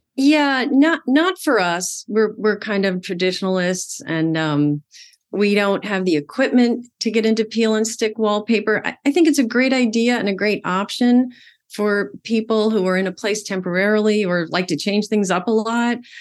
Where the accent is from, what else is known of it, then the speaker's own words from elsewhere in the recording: Amityville, New York, United States; I grew up in Amityville, Long Island, New York